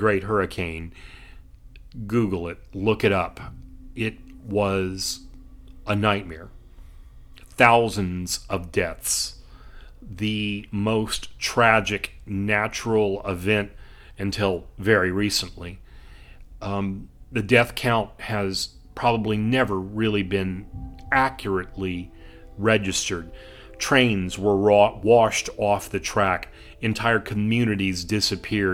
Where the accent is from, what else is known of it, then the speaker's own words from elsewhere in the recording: South Texas, United States; my hometown in South Texas